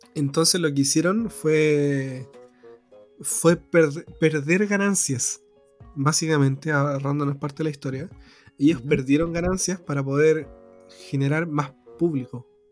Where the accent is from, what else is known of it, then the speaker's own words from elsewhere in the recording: Chile; como chileno